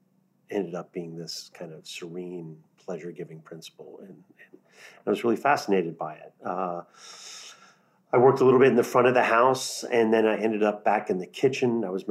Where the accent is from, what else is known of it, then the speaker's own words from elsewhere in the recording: New Orleans, Louisiana, United States; And my experience of living and growing up in New Orleans really dramatically changed my life.